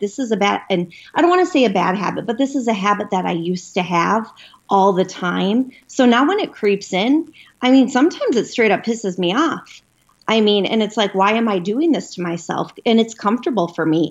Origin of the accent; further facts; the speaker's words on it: Minneapolis, Minnesota, United States; I'm from Minneapolis, Minnesota